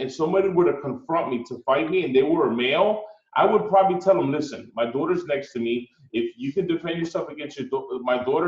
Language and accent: English; Newark, New Jersey, United States; I grew up in Newark